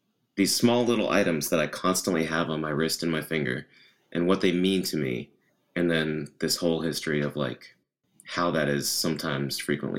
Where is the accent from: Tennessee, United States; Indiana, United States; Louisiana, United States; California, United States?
Tennessee, United States; I was raised in Tennessee around very Southern culture